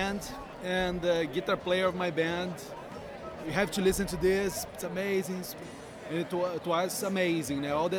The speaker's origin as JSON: {"language": "English", "country": "Brazil", "also_born_or_lived": "Rio de Janeiro", "moved": "yes", "said": "I'm from Brazil."}